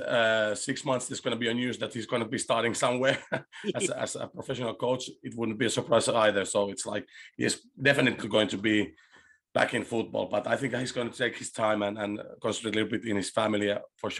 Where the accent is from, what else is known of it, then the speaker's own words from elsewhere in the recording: Chile; English is a second language; now in Finland; I was born in Chile and my father was an ex-football player, a goalkeeper